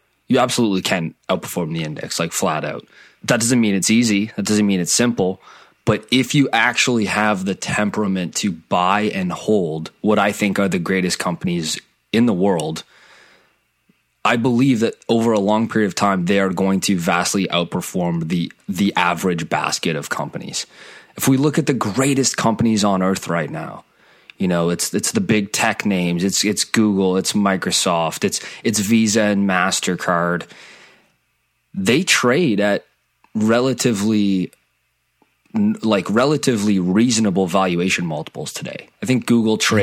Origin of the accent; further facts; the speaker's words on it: Canada; I'm from Canada. I'm in the Toronto area.